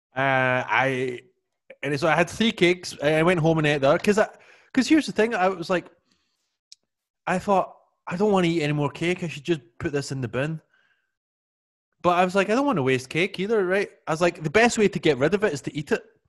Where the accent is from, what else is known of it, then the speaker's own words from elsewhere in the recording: Scotland, United Kingdom; I always remember growing up in Scotland